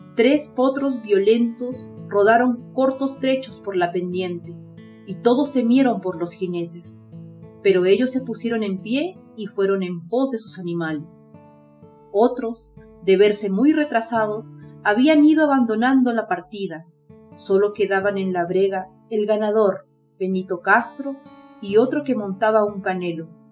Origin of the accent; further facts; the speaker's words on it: Peru; soy de Perú.